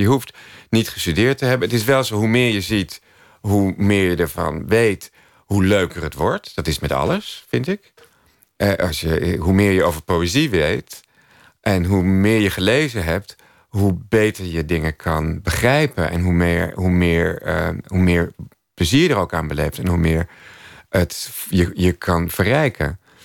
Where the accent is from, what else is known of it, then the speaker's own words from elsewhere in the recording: Amstelveen, North Holland, Netherlands; in Amstelveen waar, waar ik opgroeide